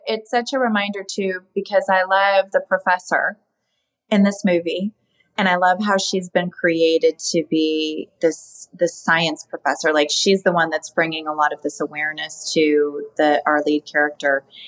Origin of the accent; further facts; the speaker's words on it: Arizona, United States; moved away; I loved going back to my hometown